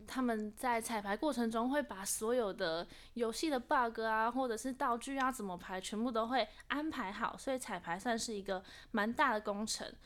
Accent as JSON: {"language": "Chinese", "country": "Taiwan", "said": "工作人员姐姐她就听到我们的口音，就说：“哎、你们是台湾来的吗？”我们说是"}